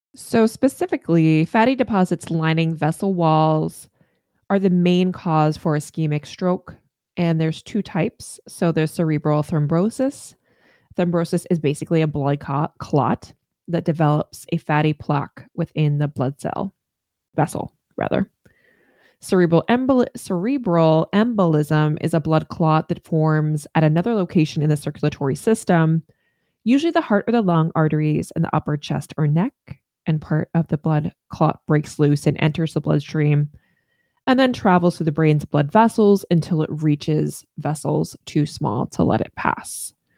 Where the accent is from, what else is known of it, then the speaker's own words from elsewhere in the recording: Northern Virginia, United States; now in Maine, United States; I, I grew up in Northern Virginia in the D C metro area